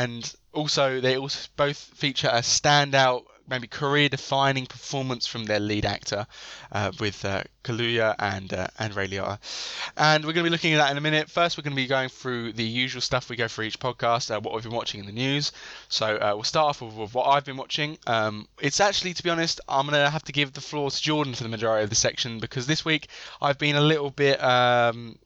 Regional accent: United Kingdom; as a British person

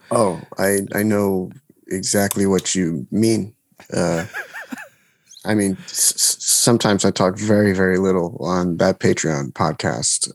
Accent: New Jersey, United States; I'm from New Jersey

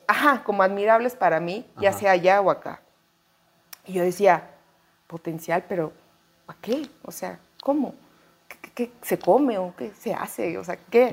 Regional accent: Chiapas, Mexico; moved away as an adult; now in Mexico City, Mexico; soy de Chiapas y nunca he querido soltar mi código postal

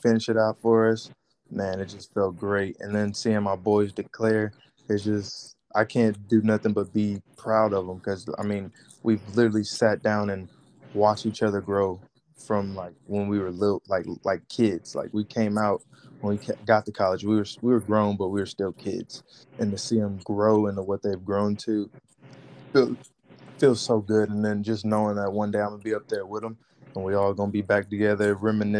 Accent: Houston, Texas, United States; my hometown, Houston.

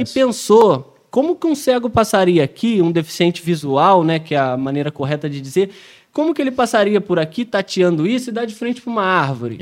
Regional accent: Rio de Janeiro, Brazil; não sou paulista, pô, sou carioca

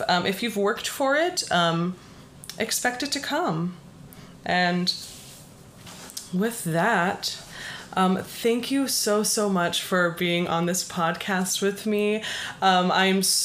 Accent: Las Vegas, Nevada, United States; now in Boston, United States; I'm from Las Vegas

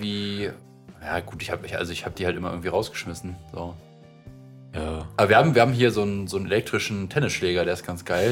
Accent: Potsdam, Brandenburg, Germany; born or raised there

